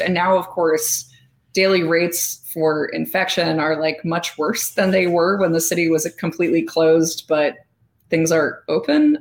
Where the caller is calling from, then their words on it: Chicago, Illinois, United States; I'm calling in from Chicago, Illinois, which is where I'm based.